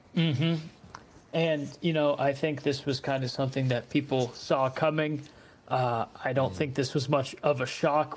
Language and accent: English; Erie, Pennsylvania, United States; I'm from Erie